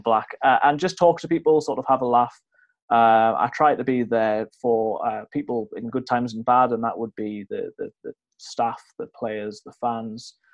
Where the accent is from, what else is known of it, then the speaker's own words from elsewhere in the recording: Newcastle upon Tyne, North East England, United Kingdom; now in Worksop, United Kingdom; I'm from Newcastle